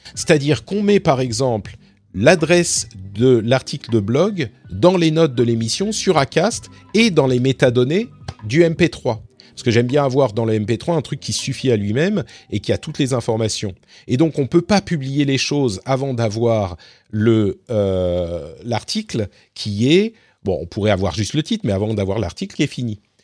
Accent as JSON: {"language": "French", "country": "France", "moved": "as an adult", "said": "j'ai quitté la France en 2016."}